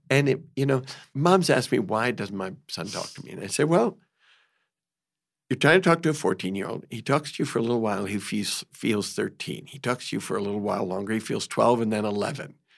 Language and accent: English; New York, United States; I had it growing up in New York